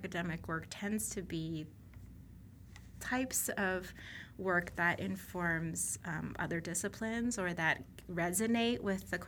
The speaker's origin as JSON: {"language": "English", "town": "Boston", "region": "Massachusetts", "country": "United States", "tie": "born or raised there", "said": "I grew up in the Boston area"}